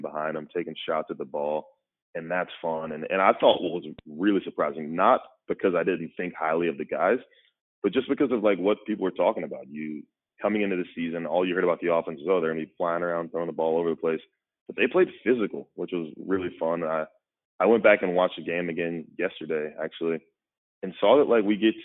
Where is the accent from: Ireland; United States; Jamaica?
United States; Jacksonville, Florida; moved away; I'm from Jacksonville, Florida. I grew up going to watch Tebow, Chris Leak, all those guys in the swamp